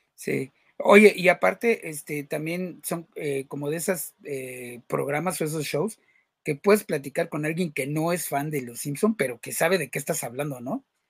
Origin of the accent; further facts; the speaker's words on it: Mexico; nosotros que somos mexicanos